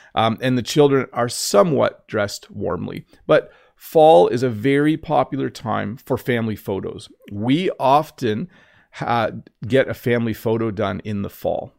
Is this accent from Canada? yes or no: yes; Canada; I'm Canadian.